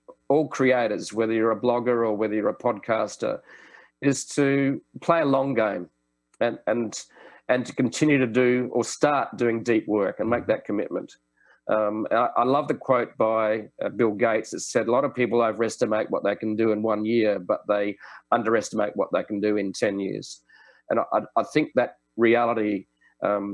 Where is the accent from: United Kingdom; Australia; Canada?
Australia; Sydney, New South Wales; Sydney, my hometown's just got some fantastic places